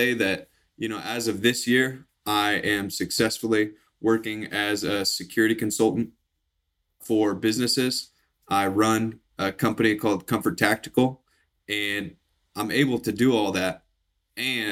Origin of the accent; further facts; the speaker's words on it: Midwest, United States; I came from the Midwest, grew up in the Midwest, oldest of five